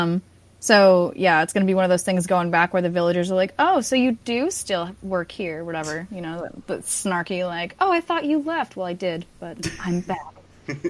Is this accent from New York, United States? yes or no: yes; Massapequa, New York, United States; I'm from Long Island, and I'm from a town called Massapequa, and that was, like, the place for John Gotti